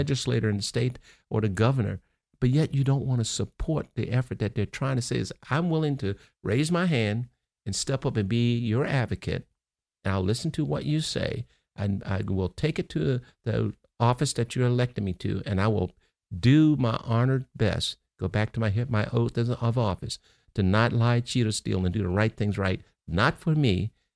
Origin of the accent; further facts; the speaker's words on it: Baltimore, Maryland, United States; I grew up in Baltimore